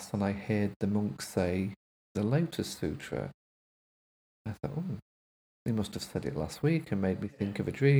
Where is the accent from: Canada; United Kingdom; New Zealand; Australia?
United Kingdom; Grimsby, Yorkshire and the Humber; now in Leeds, United Kingdom; I'm from Grimsby originally, from a council estate that has been wiped off the face of the earth now